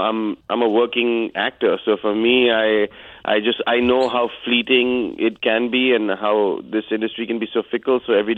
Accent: India; moved away as an adult; now in United States; I'm Indian.

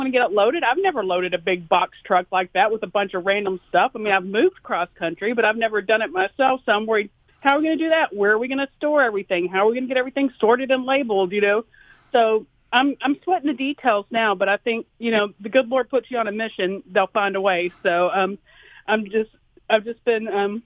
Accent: Mayfield, Kentucky, United States; now in Athens, United States; my hometown is famous for their high school football program, the Mayfield Cardinals

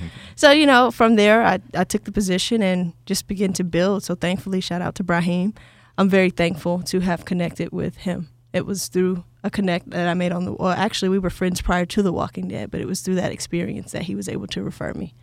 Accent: Atlanta, Georgia, United States; growing up in Atlanta

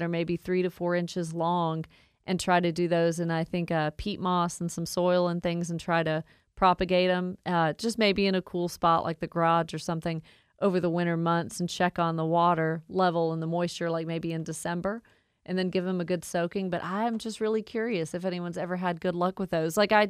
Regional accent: Woodstock, Georgia, United States; I grew up in Woodstock. I've never really left the state of Georgia

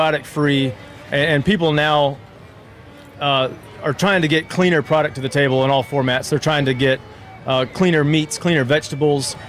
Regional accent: San Antonio, Texas, United States; also born or lived in Mobile, Alabama; now in Auburn, United States; I grew up in Texas. I grew up in San Antonio

